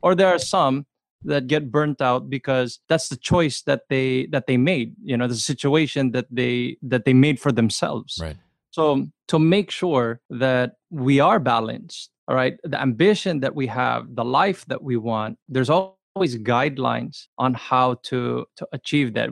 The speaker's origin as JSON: {"language": "English", "town": "Los Angeles", "region": "California", "country": "United States", "tie": "born or raised there", "said": "I grew up in the LA area"}